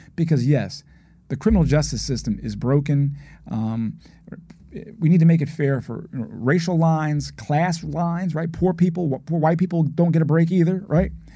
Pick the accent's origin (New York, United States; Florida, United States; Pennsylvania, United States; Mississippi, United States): Pennsylvania, United States; Philadelphia; I grew up in West Philadelphia